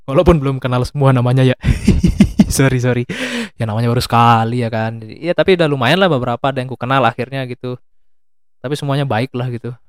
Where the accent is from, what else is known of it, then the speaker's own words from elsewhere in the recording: Magelang, Central Java, Indonesia; dari daerahku sendiri Magelang, Jawa Tengah ada